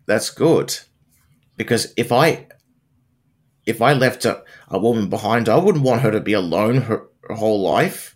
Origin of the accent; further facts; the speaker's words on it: Wollongong, New South Wales, Australia; My hometown